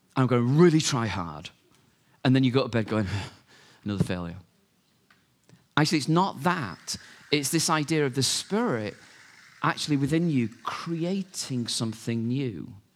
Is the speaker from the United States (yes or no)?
no; United Kingdom; we're British